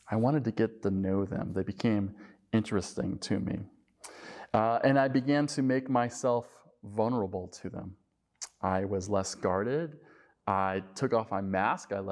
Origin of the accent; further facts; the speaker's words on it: Colorado, United States; moved away as an adult; also born or lived in St. Louis; when I was uh, in my late 20s, I moved from Colorado to St. Louis. And when I went to St. Louis, I was uh, sort of a uh, Colorado mountain guy, I guess you could say.